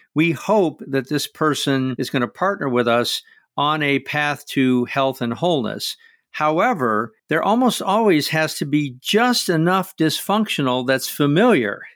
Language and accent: English; Midwest of the United States, United States; I grew up in the Midwest of the United States